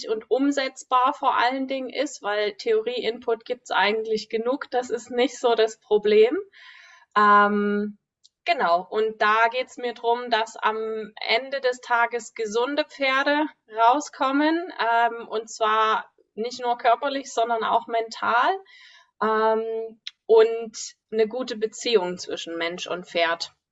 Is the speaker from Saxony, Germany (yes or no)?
yes; Dresden, Saxony, Germany; Ich bin Reitlehrerin, Ausbilderin aus Dresden.